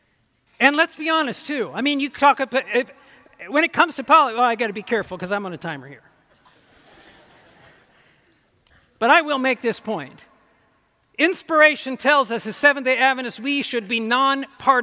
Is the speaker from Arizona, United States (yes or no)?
no; Ohio, United States; now in Michigan, United States; I grew up in Ohio. I'm an Ohio boy